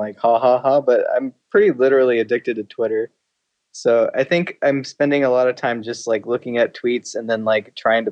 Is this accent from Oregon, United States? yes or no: yes; Portland, Oregon, United States; moved away as an adult; also born or lived in Beaverton, Oregon; now in San Francisco Bay Area, United States; I'm from Portland originally